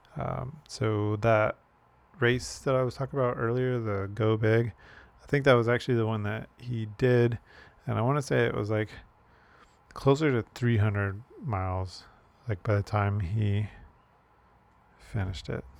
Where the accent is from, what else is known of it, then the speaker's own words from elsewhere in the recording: Chicago, Illinois, United States; moved away as an adult; now in Hawaii, United States; I grew up in Chicago